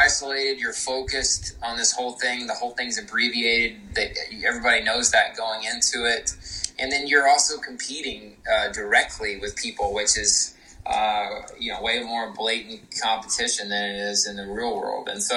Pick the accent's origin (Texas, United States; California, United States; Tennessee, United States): Texas, United States; Austin; moved away; I was from Austin, Texas originally